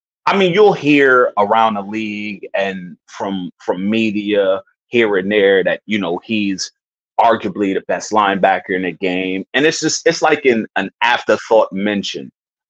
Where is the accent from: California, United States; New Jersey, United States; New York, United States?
New York, United States; man, yo, I'm from New York, home of the hustlers.